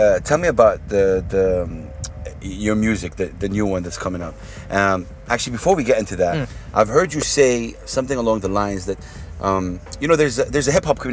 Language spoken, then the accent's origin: English; Jeddah, Makkah Province, Saudi Arabia; now in Dubai, United Arab Emirates; if I say Jeddah, which is my hometown